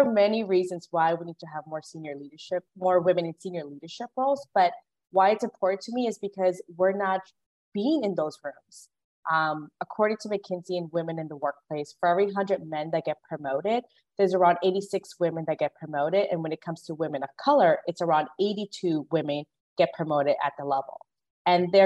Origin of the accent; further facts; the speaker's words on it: Guatemala; moved away; I was born in Guatemala, and I'm the first one in my family to graduate from high school